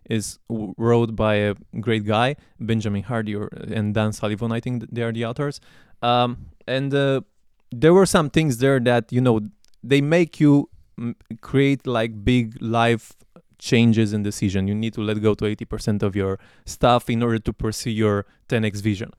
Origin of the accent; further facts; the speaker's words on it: Romania; I'm from Romania